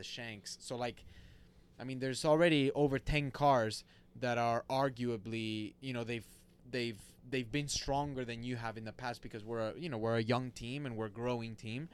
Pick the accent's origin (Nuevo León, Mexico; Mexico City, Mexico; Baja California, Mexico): Nuevo León, Mexico; Monterrey; moved away; So I li, so I born and raised in Monterrey, Mexico